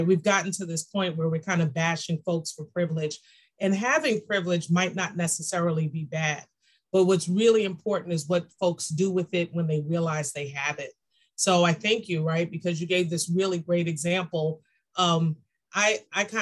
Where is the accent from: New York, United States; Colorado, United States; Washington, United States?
New York, United States; New York City; I'm a girl from Brooklyn